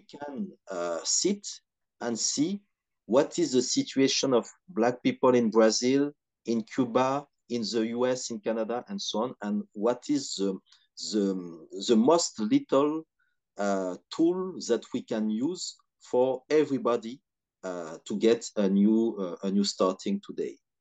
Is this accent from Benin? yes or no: yes; Cotonou, Littoral, Benin; now in France; I was raised and I grew in Benin, in Cotonou